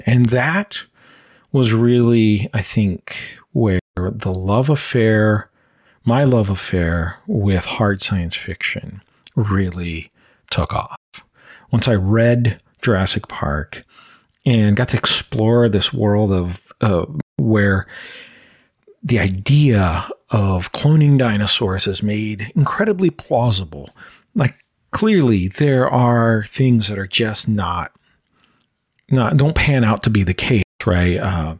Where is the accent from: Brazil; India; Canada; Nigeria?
Brazil; also born or lived in United States; I was living in Brazil because I was born in South America in Brazil, where my parents were missionaries. And at this point, I had returned from living for a year in the U.S.